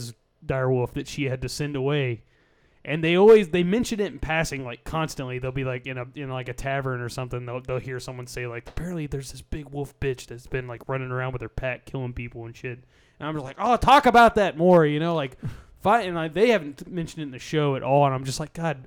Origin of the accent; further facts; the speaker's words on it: Texas, United States; I'm from Texas.